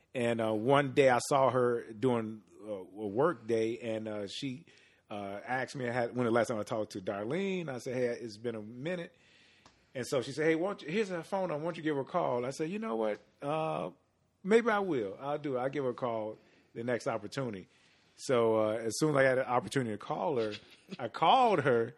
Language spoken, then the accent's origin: English; Chicago, Illinois, United States; born and raised on the south side of Chicago